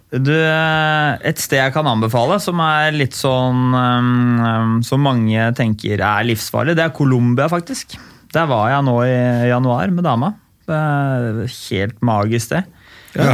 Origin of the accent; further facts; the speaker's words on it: Oslo, Norway; jeg vokste opp på Ulve